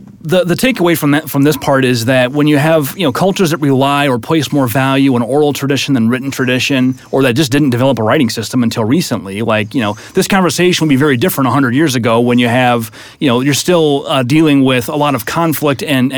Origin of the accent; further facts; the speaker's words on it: Iowa, United States; I'm from Iowa